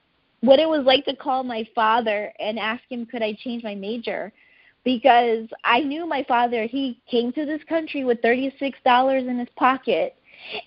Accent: United States; I was growing up in America

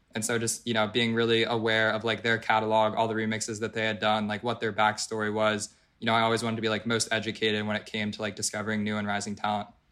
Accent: Philadelphia, Pennsylvania, United States; moved away as an adult; also born or lived in Colorado; I'm from Philadelphia, uh, born and raised in Pennsylvania.

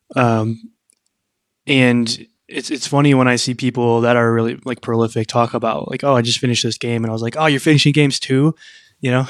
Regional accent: Midwest, United States; I grew up in the Midwest

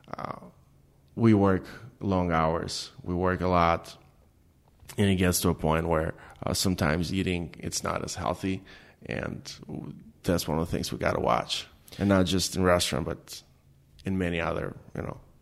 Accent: Albania; English is a second language; moved away as an adult; now in Detroit, United States; growing up in Albania

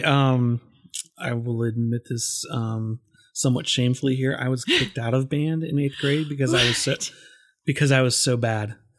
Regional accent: Augusta, Georgia, United States; I graduated high school in Augusta

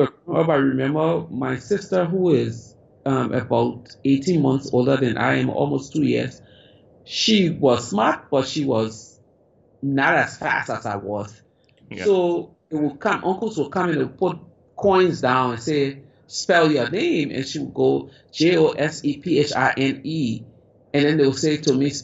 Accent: Liberia; as a child growing up in Africa, in Liberia

